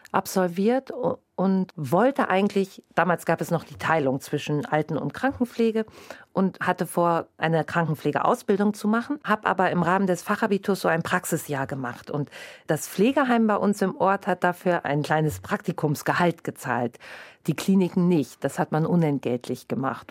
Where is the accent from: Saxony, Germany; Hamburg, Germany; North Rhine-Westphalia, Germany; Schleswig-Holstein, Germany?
North Rhine-Westphalia, Germany; moved away as an adult; now in Bremen, Germany; Ich komme gebürtig aus Westfalen und sehr ländlich strukturiert